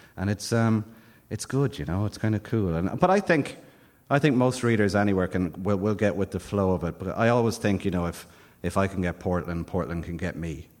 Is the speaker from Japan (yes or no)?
no; Ireland; when you're coming through as an Irish writer, when you start in your 20s, you look around, and it's a small, wet, tormented rock on the edge of the Atlantic.